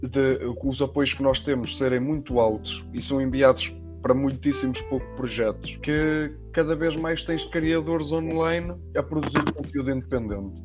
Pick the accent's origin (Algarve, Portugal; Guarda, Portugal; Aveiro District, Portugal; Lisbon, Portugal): Aveiro District, Portugal; Aveiro area; nós somos da zona de Aveiro